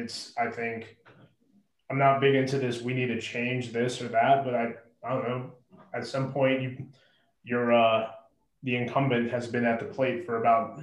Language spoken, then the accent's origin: English; New York City, New York, United States; I'm originally from Queens